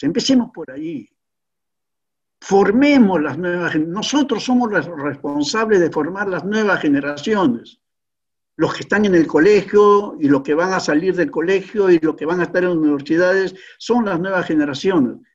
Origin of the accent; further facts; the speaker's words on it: Peru; nuestro querido Perú